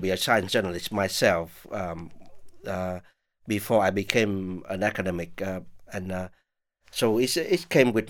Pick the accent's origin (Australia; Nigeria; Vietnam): Vietnam; moved away; Vietnam, which is my home country.